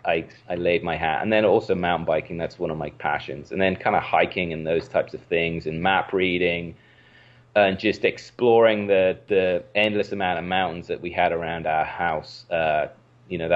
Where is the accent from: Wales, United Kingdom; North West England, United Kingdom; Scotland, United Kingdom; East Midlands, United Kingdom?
Wales, United Kingdom; moved away; I grew up in Wales, in the United Kingdom